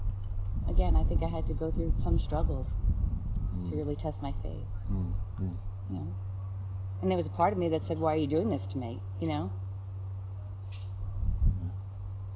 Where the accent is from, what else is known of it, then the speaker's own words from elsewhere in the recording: New York, United States; accent: New York; moved away as an adult; now in Texas, United States; The New York accent will really come out on